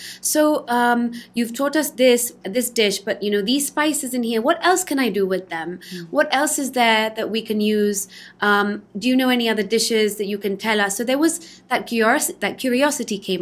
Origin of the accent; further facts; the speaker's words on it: London, United Kingdom; now in Spain; I was born in London